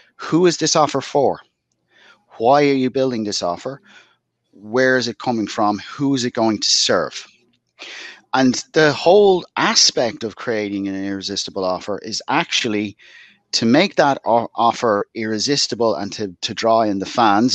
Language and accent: English; Dublin, Leinster, Ireland; moved away as an adult; now in West Cork, Ireland; But I'm originally from Dublin, in the inner city of Dublin.